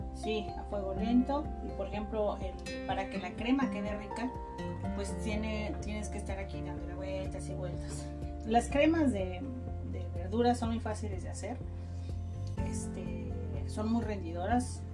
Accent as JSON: {"language": "Spanish", "region": "Chiapas", "country": "Mexico", "tie": "born or raised there", "said": "en mi tierra yo soy de Chiapas"}